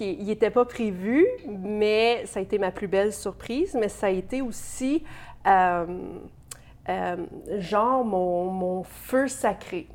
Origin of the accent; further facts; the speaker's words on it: Bourget, Ontario, Canada; also born or lived in St-Pascal-Baylon, Ontario; j'ai grandi dans l'Est ontarien, à Bourgette, précisément, dans un petit village. Et puis, ensuite, à Saint-Pascal de Bellon.